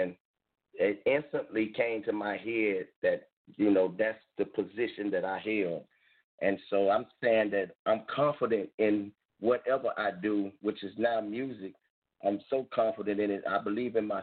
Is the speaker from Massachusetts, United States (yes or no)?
no; Campbellton, Florida, United States; now in Dothan, United States; I was born in a little small town called Camelton, Florida. We got two liquor stores, and everything else is dirt roads